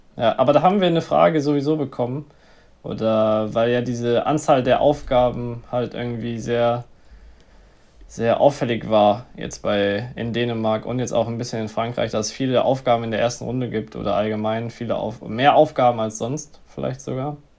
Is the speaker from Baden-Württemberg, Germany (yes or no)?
no; near Messel, Hesse, Germany; in der Nähe von meiner Heimatstadt.